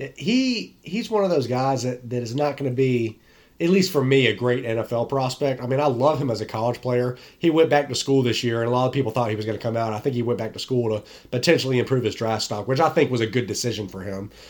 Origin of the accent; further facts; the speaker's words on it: North Carolina, United States; the Tar Heels, my hometown team